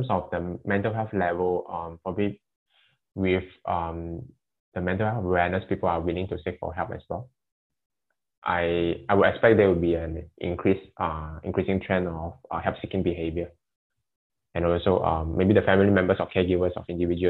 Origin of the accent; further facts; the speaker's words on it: Sandakan, Sabah, Malaysia; moved away; I come from Sabah, Sanakan